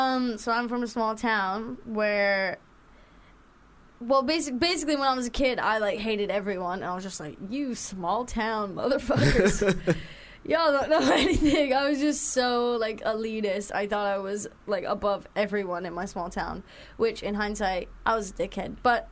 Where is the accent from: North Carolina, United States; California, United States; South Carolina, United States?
North Carolina, United States; also born or lived in Latvia; when I was 18 years old from Latvia, where I spent my high school years, which is where I'm not from. I'm from North Carolina in the United States of America.